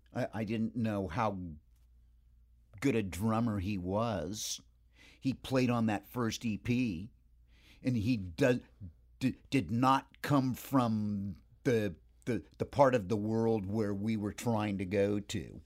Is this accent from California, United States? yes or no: yes; Hermosa Beach, California, United States; I, uh, spent about eighteen years in Hermosa Beach. Hermosa Beach, Redondo Beach, the South Bay, the, the three beaches there.